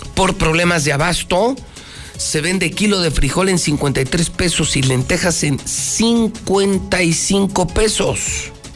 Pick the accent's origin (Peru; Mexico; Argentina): Mexico; como mexicano